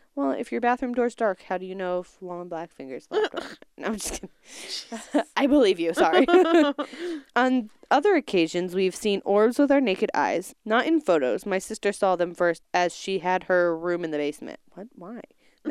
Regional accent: Tooele, Utah, United States; I grew up in Tolele, Utah, outside Salt Lake City.

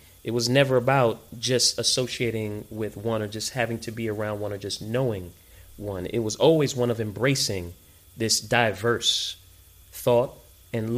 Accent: New York City, New York, United States; moved away; So I am first generation American, born and raised in New York

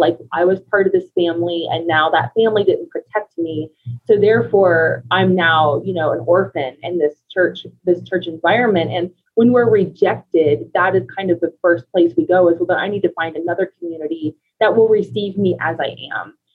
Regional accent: United States; moved away as an adult; now in Colorado Springs, United States; we're originally from Ohio and Kentucky, so we've been in Colorado for five years now

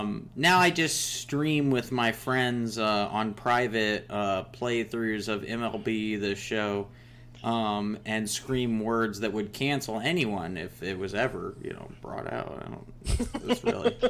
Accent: California, United States; I'm in my homeland where I'm really from. I'm not actually Italian. I'm Californian, as everyone knows.

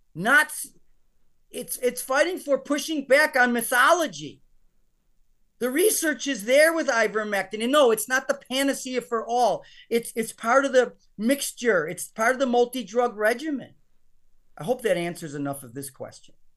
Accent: United States; I'm an American

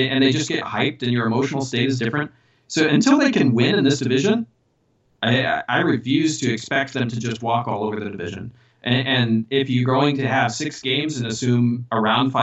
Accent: Indiana, United States; moved away as an adult; now in Wisconsin, United States; I'm from Indiana

